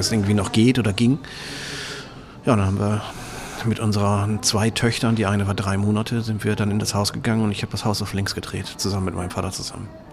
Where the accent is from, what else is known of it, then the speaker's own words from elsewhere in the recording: Oldenburg, Lower Saxony, Germany; Ich ähm, bin aus dem schönen äh, Oldenburg, ähm, in Oldenburg, also nicht das, was hier in Schleswig-Holstein ist